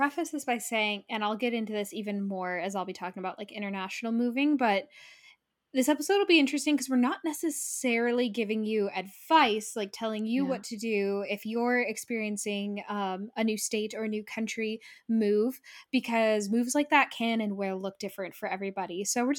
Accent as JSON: {"language": "English", "region": "California", "country": "United States", "tie": "born or raised there", "said": "we flew over to my hometown in California to see my family for like a little over a week."}